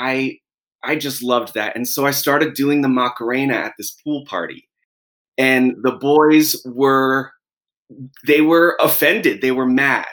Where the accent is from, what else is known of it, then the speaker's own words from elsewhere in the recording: Jersey Shore, New Jersey, United States; I grew up on the Jersey Shore in the 90s